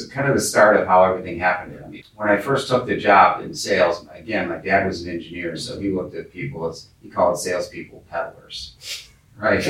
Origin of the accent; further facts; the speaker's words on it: Dearborn, Michigan, United States; I grew up in Dearborn, Michigan, which is the headquarters of Ford Motor Company